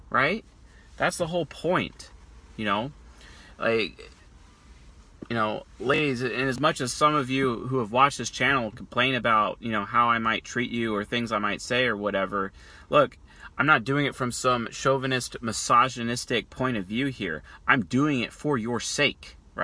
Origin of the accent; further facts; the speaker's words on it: United States; I'm an American.